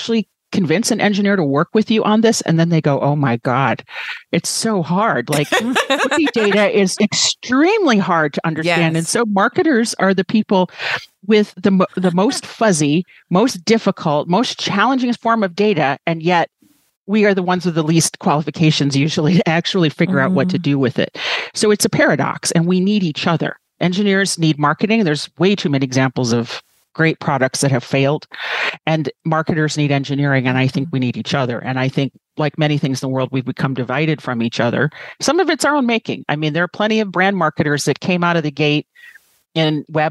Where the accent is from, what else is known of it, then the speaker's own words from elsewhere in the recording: United States; as American